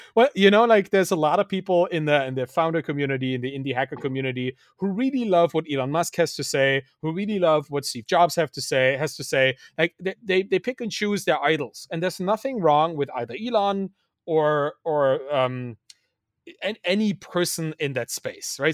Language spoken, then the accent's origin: English; Dresden, Saxony, Germany; moved away; I grew up in East Germany. I was, was born in the, in the East, a, a country that doesn't exist anymore